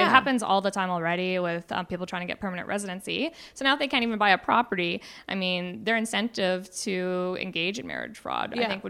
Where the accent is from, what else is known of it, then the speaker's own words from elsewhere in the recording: Bellingham, Washington, United States; now in Kelowna, Canada; I'm from Bellingham